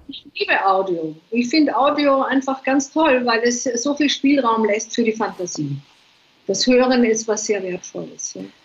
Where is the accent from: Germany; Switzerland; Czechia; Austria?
Austria; Vienna; also born or lived in England; now in Ibiza, Spain; Ich bin eine Wienerin eigentlich